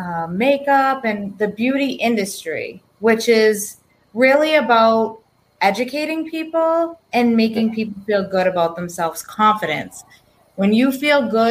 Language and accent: English; East Bridgewater, Massachusetts, United States; I grew up in East Bridgewater, Massachusetts.